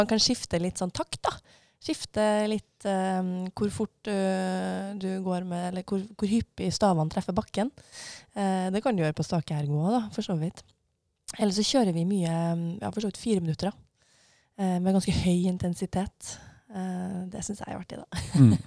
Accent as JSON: {"language": "Norwegian", "town": "Levanger", "region": "Trøndelag", "country": "Norway", "said": "Jeg kommer fra Levanger i eh, Trøndelag"}